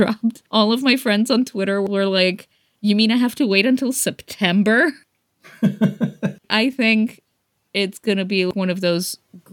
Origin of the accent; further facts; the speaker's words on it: Greece; moved away; because I grew up in Greece